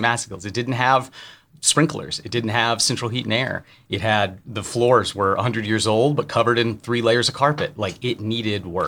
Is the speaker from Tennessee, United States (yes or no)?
yes; Tennessee, United States; also born or lived in Chicago; I'm from Tennessee